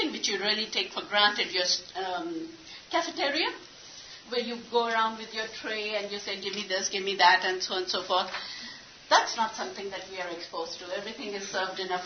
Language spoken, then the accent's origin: English; Pakistan; English is a second language; moved away as an adult; now in United States; Urdu, which is our national language